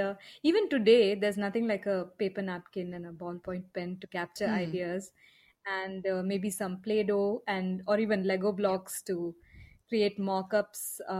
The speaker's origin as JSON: {"language": "English", "country": "India"}